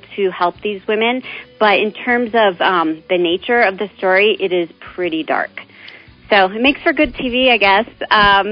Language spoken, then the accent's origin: English; Omaha, Nebraska, United States; moved away; I have such a strong base in Omaha